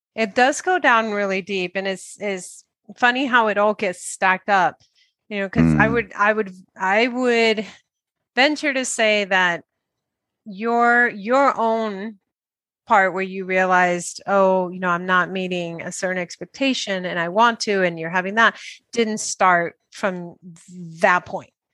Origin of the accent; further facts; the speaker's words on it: Dominican Republic; English is a second language; moved away; also born or lived in New York, United States; I came from Dominican Republic and I went to New York